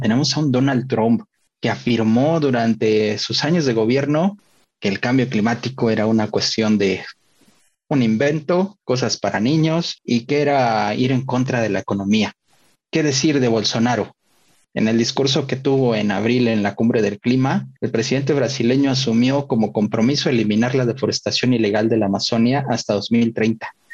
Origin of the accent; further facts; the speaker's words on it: Puebla, Mexico; yo que soy poblano, un lugar donde hoy en día ya las noches de verano para mí son tropicales siempre